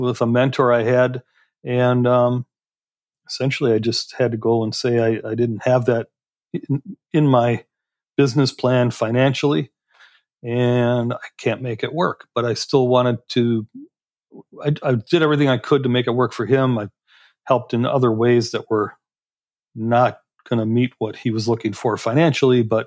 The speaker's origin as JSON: {"language": "English", "area": "Door County", "region": "Wisconsin", "country": "United States", "tie": "born or raised there", "also_born_or_lived": "Chicago, Illinois", "said": "my father decided that it wasn't where he wanted to raise the family, moved us up here to Door County, Wisconsin"}